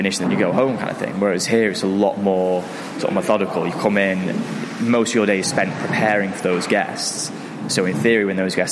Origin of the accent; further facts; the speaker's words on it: Manchester, North West England, United Kingdom; I'm from Manchester, I've lived all my life here